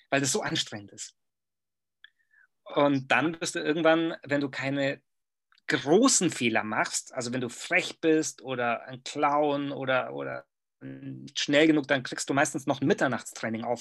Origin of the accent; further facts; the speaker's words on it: Germany; was in meinem Kopf abging als Deutscher, ähm, und noch dazu äh, mit diesem, mit diesem pseudo-studierten äh, Gehabe. Weißt du, wir Deutschen, wir sind ja manchmal, wir sind in der Fremde